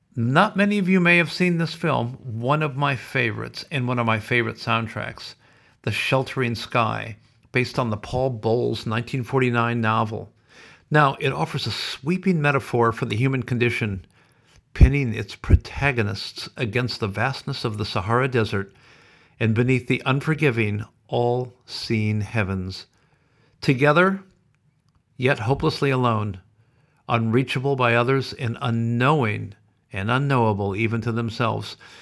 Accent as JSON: {"language": "English", "town": "Sioux City", "region": "Iowa", "country": "United States", "moved": "yes", "said": "originally I am from America, as you know, Sioux City, Iowa"}